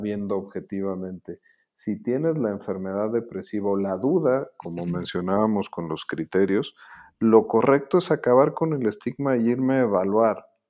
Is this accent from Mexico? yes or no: yes; Mexico; lo que somos los mexicanos ahorita